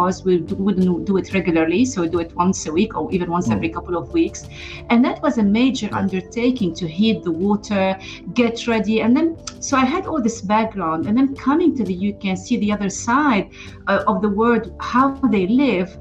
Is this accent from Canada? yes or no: no; Lebanon; moved away as an adult; I'm originally from Lebanon and I was born and grew up during the Civil War.